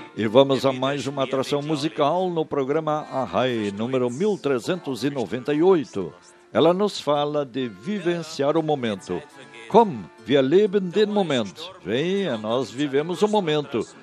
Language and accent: Portuguese; southern Brazil, Brazil; como brasileiros